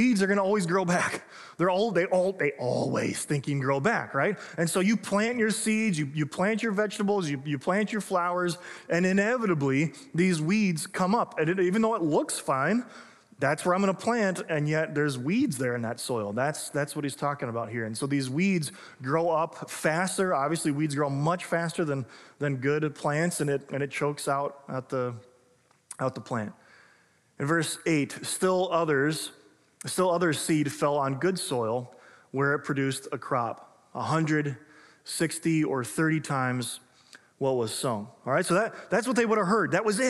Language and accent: English; Illinois, United States; now in Minnesota, United States; I grew up in Illinois